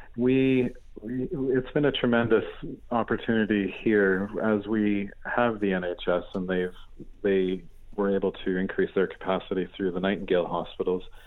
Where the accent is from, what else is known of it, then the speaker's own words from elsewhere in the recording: Canada; also born or lived in Asia; now in United Kingdom; I'm a Canadian. I'm a, a grew up in rural Canada in a beautiful setting in the in the shadow of the Rocky Mountains